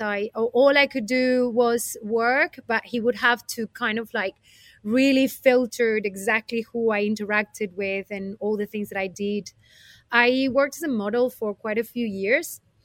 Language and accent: English; Colombia; moved away as an adult; also born or lived in Spain; now in United Kingdom; I was born in Colombia, a tropical, beautiful place. And uh, I was raised in there until I was 20.